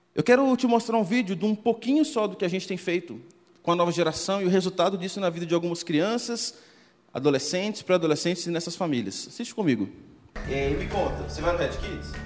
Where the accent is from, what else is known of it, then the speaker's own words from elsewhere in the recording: Minas Gerais, Brazil; accent: mineiro; Eu sou mineiro, talvez pelo contato, pelo sotaque você já deve ter percebido